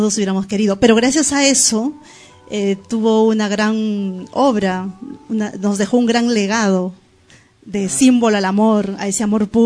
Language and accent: Spanish; Lima, Peru; debo aclarar aquí que no soy arequipeña exactamente, yo soy limeña